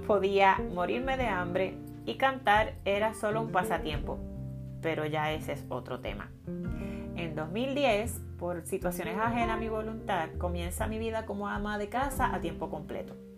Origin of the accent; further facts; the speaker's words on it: Carolina, Puerto Rico; soy natural de Carolina, tierra de gigantes, en la hermosa isla de Puerto Rico